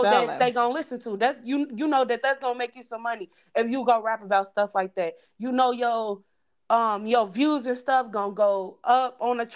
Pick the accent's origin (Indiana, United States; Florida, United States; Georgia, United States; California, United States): Indiana, United States; Gary; we grew up in Gary